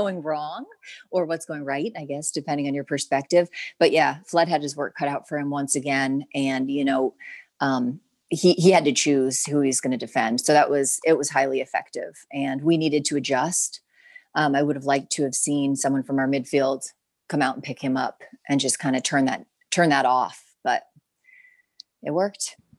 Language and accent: English; New Jersey, United States; moved away; I'm from Jersey.